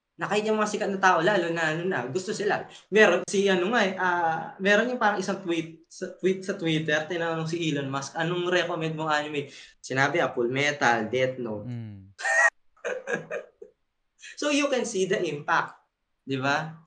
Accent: Philippines

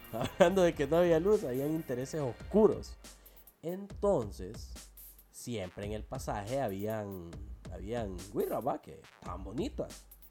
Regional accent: El Salvador; now in San Pedro Sula, Honduras

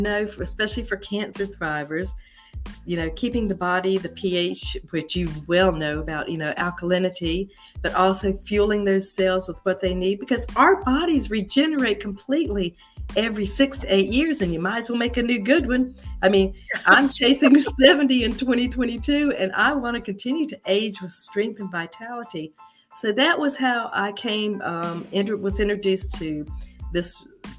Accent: Charlotte, North Carolina, United States; I was born and raised in Charlotte

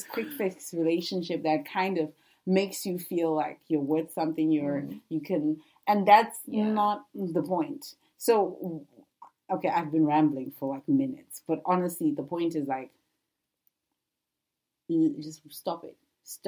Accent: Zimbabwe; I grew up in Zimbabwe

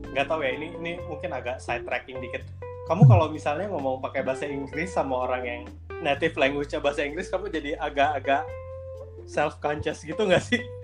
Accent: Bandung, West Java, Indonesia; aku dari Bandung juga

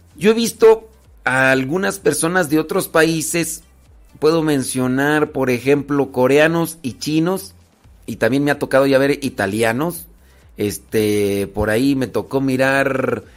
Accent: Rancho de los Órganos, Guanajuato, Mexico; also born or lived in Acámbaro, Guanajuato; Yo, soy de Acámbaro, de ahí nací, en Acámbaro, Guanajuato, aunque crecí en el rancho de los órganos, Guanajuato.

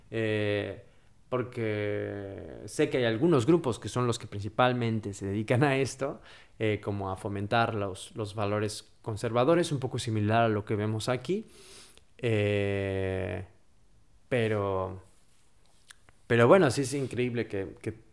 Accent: Mexico; Siendo mexicano y estar a favor de Donald Trump.

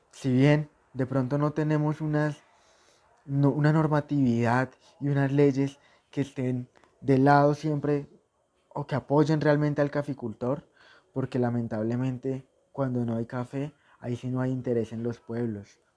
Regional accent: Tolima, Colombia; Yo soy un caficultor del Tour del Tolima.

